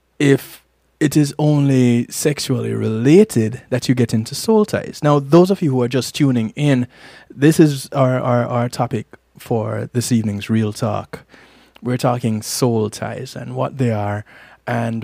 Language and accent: English; Jamaica; I'm Jamaican